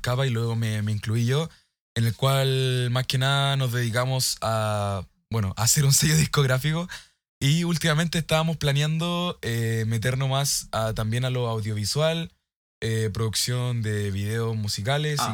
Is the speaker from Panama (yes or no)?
no; Chile; soy de Chile.